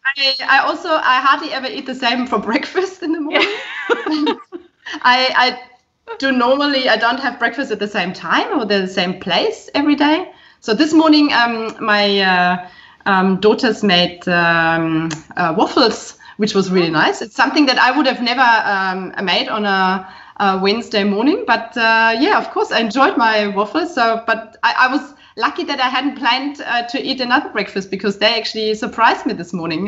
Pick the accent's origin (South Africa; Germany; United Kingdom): Germany; Burghausen, Bavaria; moved away; I was born in Bavaria, in fact, um, in 1973, in uh, a beautiful small town called Burghausen, right on the border to Austria, so not too far from Salzburg. Um, this is where I spent my entire childhood and my youth